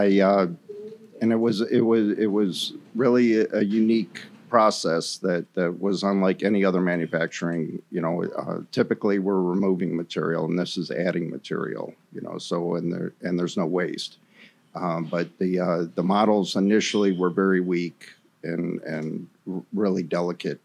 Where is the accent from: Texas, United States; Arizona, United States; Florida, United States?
Florida, United States; Space Coast; I grew up on the Space Coast and went to college and came back to the Space Coast